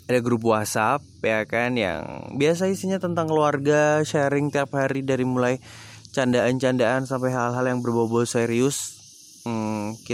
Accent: Yogyakarta, Special Region of Yogyakarta, Indonesia; aku asli dari Jogja aku lahir dan juga besar di Jogja aku um, dari tinggal di Jogja sampai sekarang bahkan sampai kuliah pun aku di Jogja

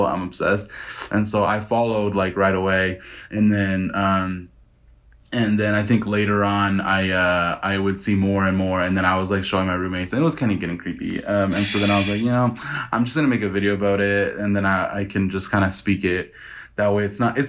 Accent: Hanford, California, United States; moved away as an adult; now in Reno, United States; I come from Hanford, California, but I live in Reno, Nevada

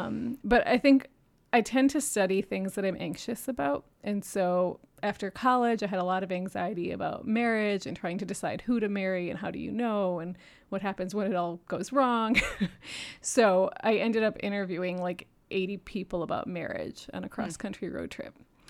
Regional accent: New York City, New York, United States; also born or lived in Michigan, United States / Japan; I was born in Michigan, but left when I was 4 and did not grow up here and moved back in my 20s to go to grad school. I grew up in Japan in New York City, and I am the 3rd of 12 kids.

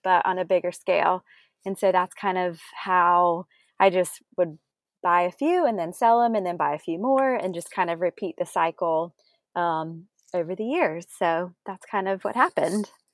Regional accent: South Carolina, United States; also born or lived in Greenville / Charleston; we both grew up in South Carolina

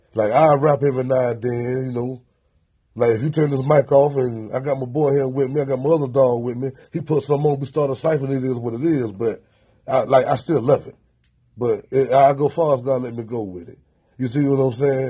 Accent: Tallahassee, Florida, United States; I'm from Tallahassee, Florida, man. I'm from the outskirts a little bit.

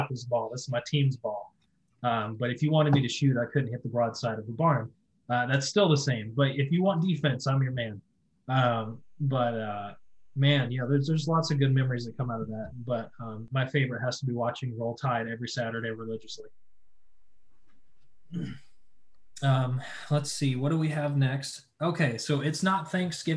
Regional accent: Alabama, United States; moved away; I'm originally from Alabama.

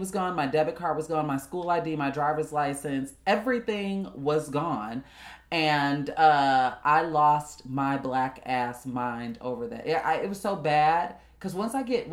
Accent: Chicago, Illinois, United States; moved away; also born or lived in Oklahoma / Houston; Being a Chicago girl

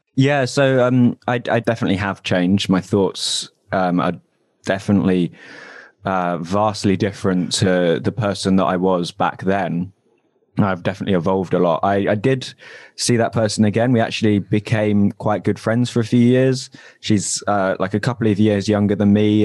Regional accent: London, United Kingdom; moved away as an adult; now in Manchester, United Kingdom; I'm originally from Southeast London, though. Uh, moved up here about four years ago.

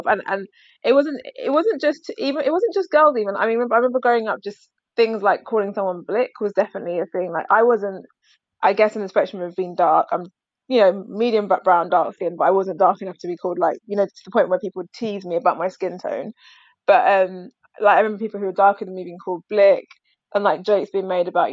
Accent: London, United Kingdom; I grew up in South London, but went to school in like primary school, went to school kind of south, but like more Beckenham kind of Kent area

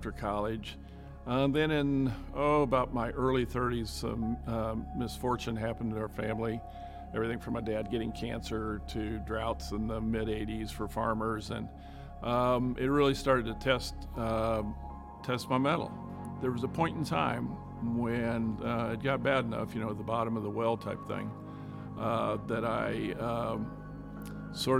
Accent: Midwest, United States; now in Indianapolis, United States; growing up in the Midwest

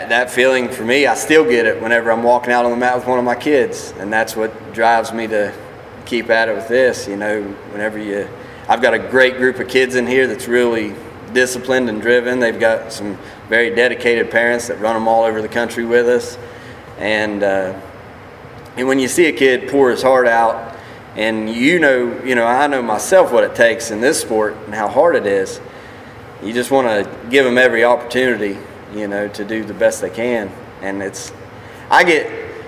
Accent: United States; I wanted to open an office down here in my hometown

